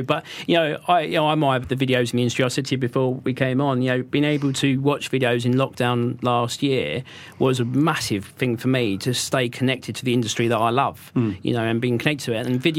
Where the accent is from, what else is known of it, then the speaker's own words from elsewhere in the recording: England, United Kingdom; we say IKEA because we're English